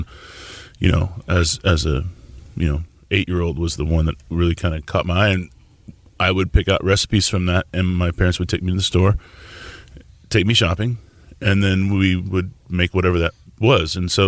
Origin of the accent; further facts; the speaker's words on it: Tulsa, Oklahoma, United States; also born or lived in Nebraska; now in Houston, United States; I grew up in Tulsa. Born in Nebraska and grew up in Tulsa.